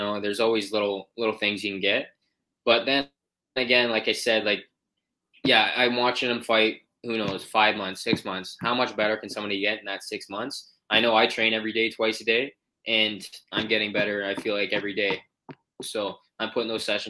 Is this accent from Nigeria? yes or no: no; St. Catharines, Ontario, Canada; in my hometown here in St. Catharines